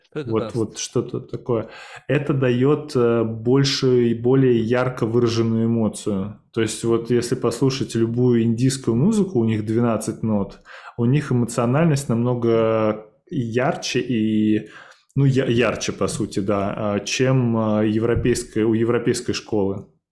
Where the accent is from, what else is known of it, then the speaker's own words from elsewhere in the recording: Samara, Samara Oblast, Russia; я сам родился в Самаре